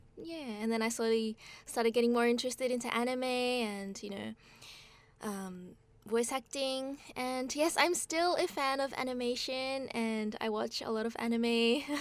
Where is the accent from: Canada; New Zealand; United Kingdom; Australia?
Australia; moved away as an adult; now in Japan; I grew up in Australia, and then, um, I came to Japan when I was eighteen